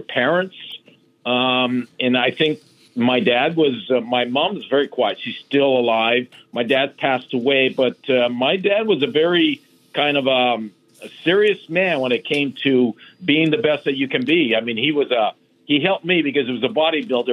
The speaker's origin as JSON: {"language": "English", "area": "small town near Sudbury", "region": "Ontario", "country": "Canada", "also_born_or_lived": "New York City", "moved": "as an adult", "said": "I'm Canadian, as you well know. I came from a small town near Sudbury, Ontario"}